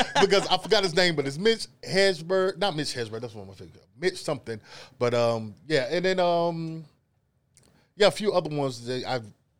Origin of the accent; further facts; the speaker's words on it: the South, United States; I might talk a little fast, a little slur, but I'm from the South. That's the things we do.